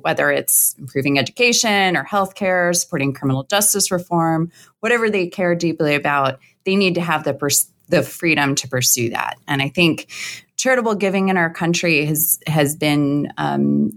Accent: Indianapolis, Indiana, United States; moved away as an adult; also born or lived in New York; I'm from Indianapolis. So, yes. Spent my whole life there

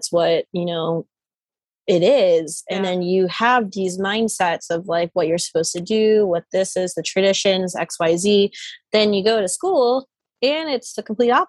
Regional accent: United States; I was born here.

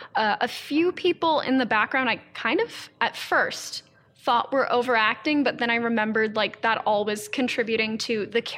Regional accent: East Coast, United States; Because that was my childhood growing up on the East Coast.

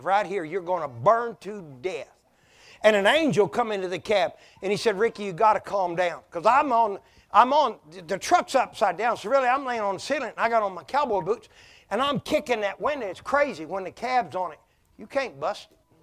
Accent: Oklahoma, United States; born or raised there; moved away

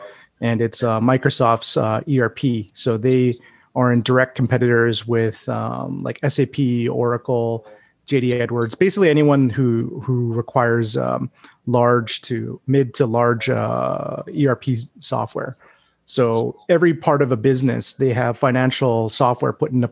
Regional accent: Edmonton, Alberta, Canada; now in Calgary, Canada; I grew up in Edmonton

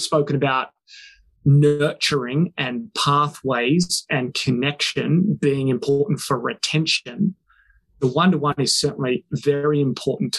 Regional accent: Wales, United Kingdom; now in South Australia, Australia; I grew up in the country. I grew up in Wales

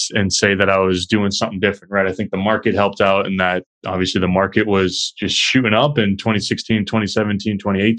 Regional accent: Chester, New Hampshire, United States; moved away as an adult; now in Boston, United States; my hometown in Chester, New Hampshire, a small town in southern New Hampshire

